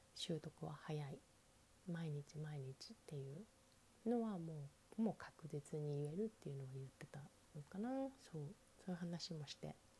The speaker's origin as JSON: {"language": "Japanese", "country": "Japan", "first_language": "Japanese", "moved": "yes", "said": "私は日本"}